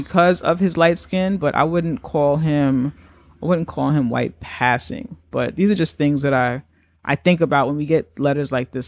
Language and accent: English; New York, United States; we're from New York